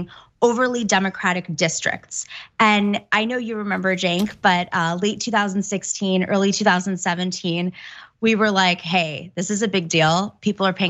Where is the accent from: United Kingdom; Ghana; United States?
United States; New York; as a New Yorker